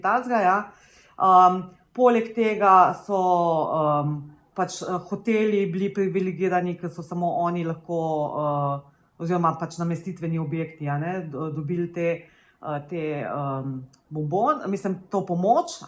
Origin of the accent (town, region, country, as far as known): Slovenia